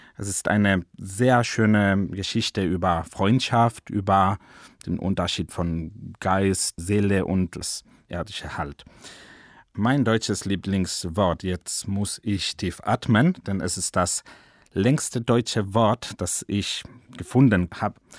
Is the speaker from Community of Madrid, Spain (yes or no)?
yes; Madrid, Community of Madrid, Spain; German is a second language; Ich komme aus Madrid, aus Spanien